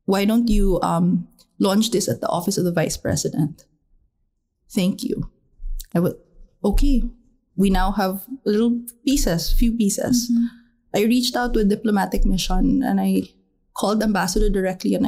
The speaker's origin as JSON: {"language": "English", "town": "Dumaguete", "region": "Negros Oriental", "country": "Philippines", "tie": "born or raised there", "said": "my hometown of Dumaguete"}